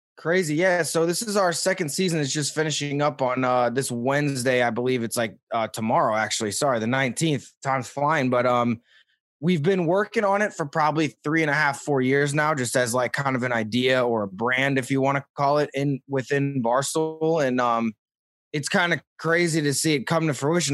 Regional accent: St. Louis, Missouri, United States; as a kid in Missouri, like, I, I grew up in Saint Louis

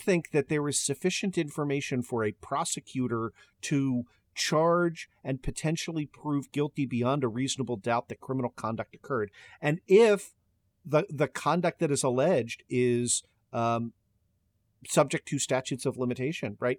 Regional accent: Maryland, United States; my home state of Maryland

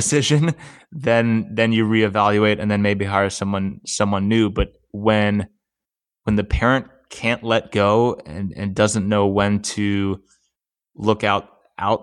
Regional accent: Erie, Pennsylvania, United States; moved away; growing up in Erie, Pennsylvania, and it probably was a detriment to me when I moved down here.

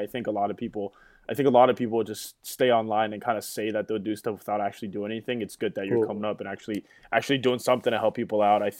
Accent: San Francisco, California, United States; I grew up in San Francisco

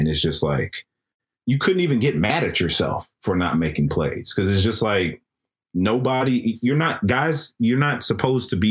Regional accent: Austin, Texas, United States; I was from Austin

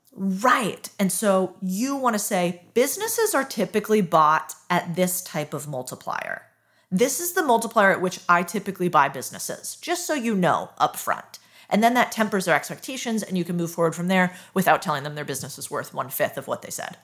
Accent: United States; I'm very American

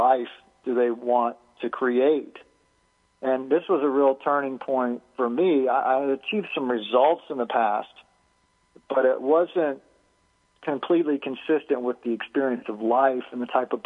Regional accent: Alabama, United States; We had to do a lot of wood chopping as a child. I grew up in Alabama

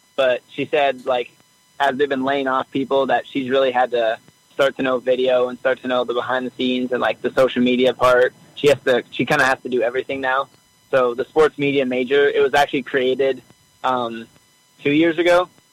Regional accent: Treynor, Iowa, United States; I am actually from Iowa

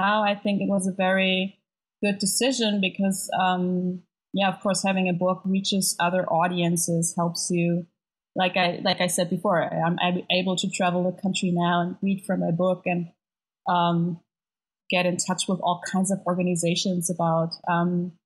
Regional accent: Germany; also born or lived in Berlin; I live on the internet and in Berlin, so I'm from Germany

